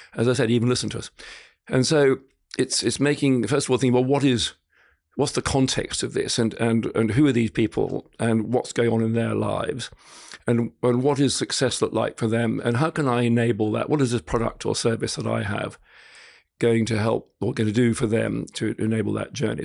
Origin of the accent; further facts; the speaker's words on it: Scotland, United Kingdom; now in Australia; being half Scot, half French, I grew up in Scotland.